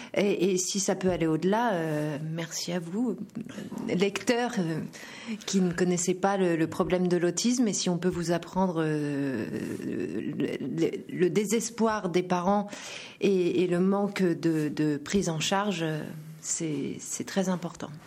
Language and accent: French; France; chez nous, en France